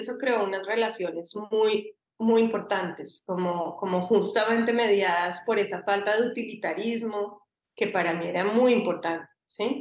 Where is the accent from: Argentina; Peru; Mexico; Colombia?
Colombia; Bogotá, Bogotá Capital District; also born or lived in Cali, Colombia; now in Barcelona, Spain; yo nací en Cali, viví en Cali hasta los siete y ahí me fui a Bogotá